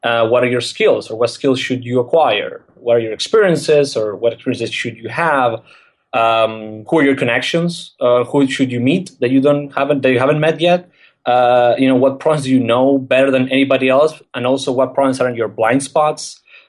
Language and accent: English; Argentina; English is a second language; I'm from Argentina. I'm 27 years old. And I think the interesting thing, I guess, that I can tell about myself is that I was very, a very weird case for Argentinian standards.